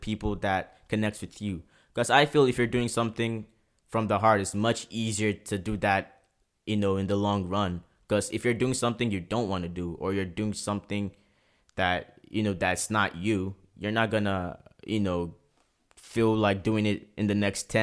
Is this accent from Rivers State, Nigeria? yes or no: yes; Port Harcourt, Rivers State, Nigeria; now in Prince Edward Island, Canada; growing up in Port Harcourt was very, very tough.